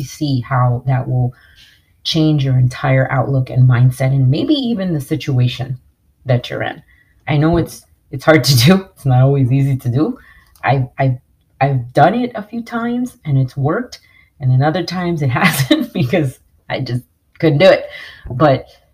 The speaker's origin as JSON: {"language": "English", "region": "New York", "country": "United States", "tie": "born or raised there", "said": "I grew up in New York"}